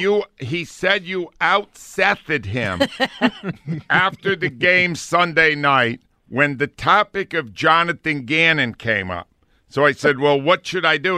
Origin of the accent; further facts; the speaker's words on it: Providence, Rhode Island, United States; moved away; Providence, Rhode Island, my mm-hmm. hometown. I'm working for my hometown paper